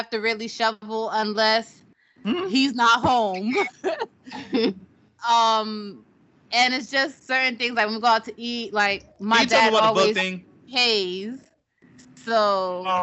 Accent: Jamaica; I'm Jamaican

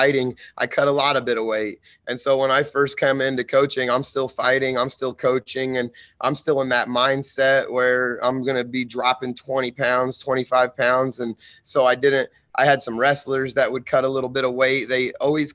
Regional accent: Mattoon, Illinois, United States; I'm from Mattoon, Illinois. So I grew up in Mattoon

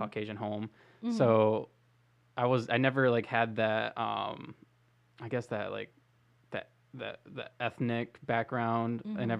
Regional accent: Lake Worth, Florida, United States; we're from Lake Worth, Florida, so like it's okay. south of West Palm Beach.

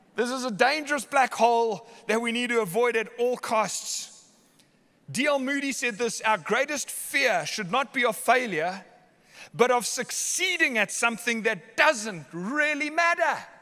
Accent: Somerset West, Western Cape, South Africa; I was born in Hottentots Holland Hospital, Somerset West

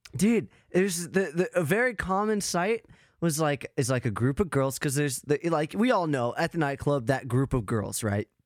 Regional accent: Arizona, United States; now in Wisconsin, United States; I'm in Wisconsin now, but, like, I grew up in Arizona

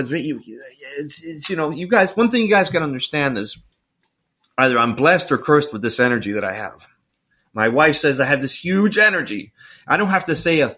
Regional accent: El Salvador; moved away; also born or lived in Miami, Florida; I grew up in El Salvador

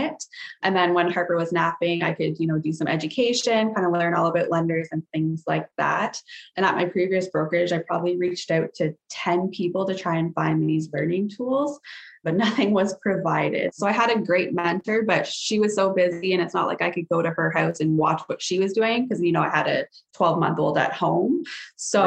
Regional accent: Sarnia, Ontario, Canada; I was born and raised in Sarnia, Ontario. Still live

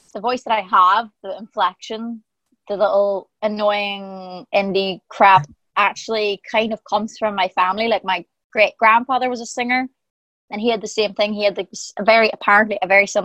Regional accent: Ireland

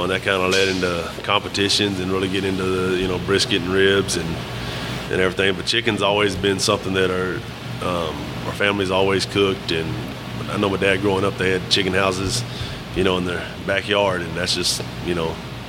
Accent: Luling, Texas, United States; also born or lived in Houston, Texas; I grew up in Luling, Texas.

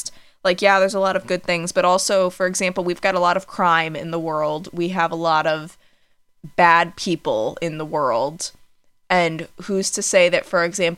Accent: Connecticut, United States; I am hella from Connecticut

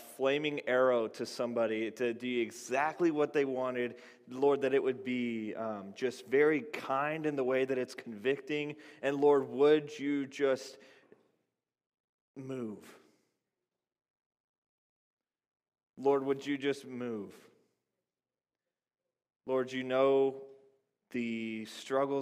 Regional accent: Texas, United States; I grew up in Texas

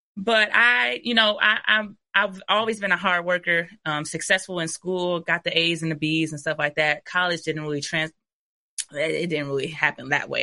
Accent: Ypsilanti, Michigan, United States; I'm literally from the city of Ypsilanti

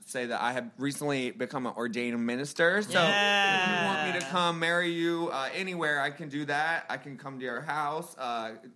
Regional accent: Fort Pierce, Florida, United States; moved away; I'm from Fort Pierce, Florida

